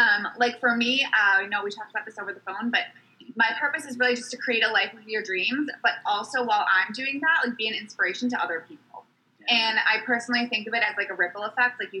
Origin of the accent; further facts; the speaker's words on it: Fairfield County, Connecticut, United States; I grew up in Fairfield County, so on the East Coast